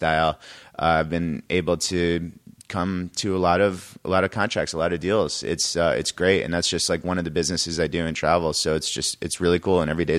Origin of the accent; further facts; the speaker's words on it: Connecticut, United States; I grew up in Connecticut.